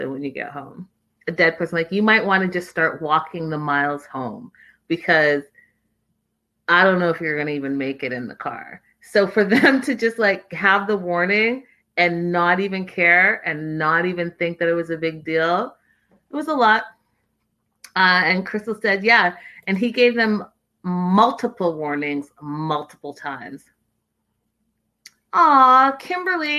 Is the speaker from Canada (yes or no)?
yes; Canada; moved away; I'm from Canada